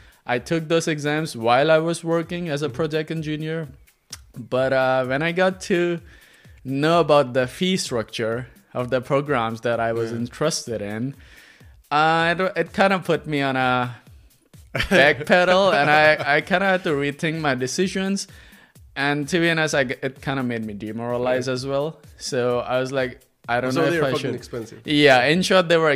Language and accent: English; Pakistan; moved away; I'm from Pakistan, and I'm by profession a civil engineer